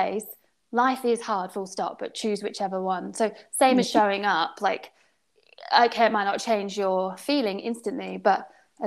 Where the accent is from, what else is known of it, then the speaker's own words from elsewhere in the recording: United Kingdom; being British